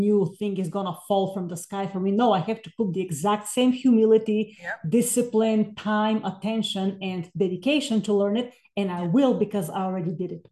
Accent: Bulgaria; moved away as an adult; now in United States; I'm originally from Bulgaria. So I came to the States in 2000 to earn a master's and doctoral in music

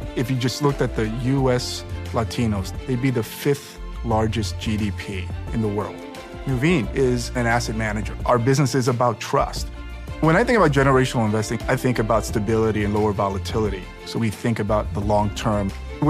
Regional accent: New York City, New York, United States; My parents emigrated here from the Dominican Republic. I grew up in Washington Heights in Inwood.

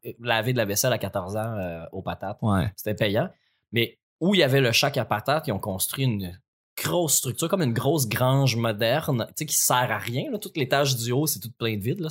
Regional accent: L'Assomption, Quebec, Canada; je viens de l'Assomption

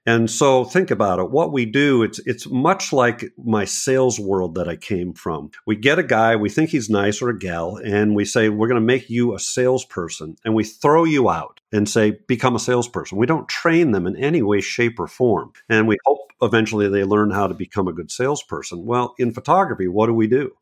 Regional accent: New England, United States; now in Bucks County, Pennsylvania, United States; I'm in, in Bucks County, Pennsylvania, but I'm from New England

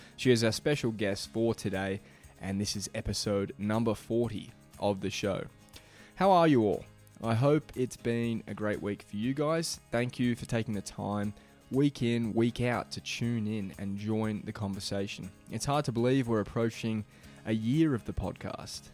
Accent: Beaumaris, Victoria, Australia; moved away; my hometown of Beaumaris

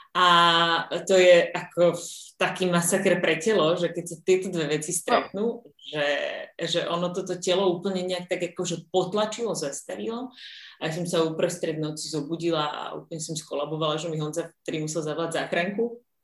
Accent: Slovakia; som zo Slovenska

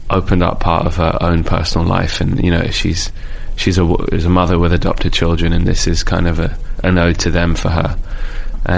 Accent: London, United Kingdom; I'm a dude from Rainer's Lane, so in London, which is like the last stop on the Piccadilly line.

